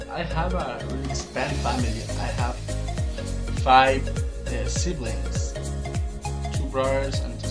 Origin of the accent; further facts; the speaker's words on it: Veracruz, Mexico; English is a second language; I'm 19 years old. and I'm from Mexico, Veracruz, Mexico. Actually, I'm a student in Universidad Veracruzana.